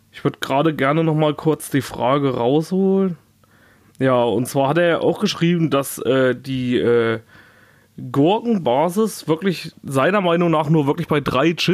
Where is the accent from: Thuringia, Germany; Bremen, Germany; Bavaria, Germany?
Thuringia, Germany; Erfurt; Echt? Ja. In meiner Heimat?